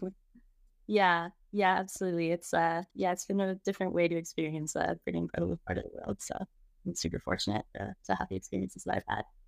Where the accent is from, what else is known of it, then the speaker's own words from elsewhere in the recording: Toronto, Ontario, Canada; moved away as an adult; now in Calgary, Canada; I'm originally from Toronto. I escaped shortly after high school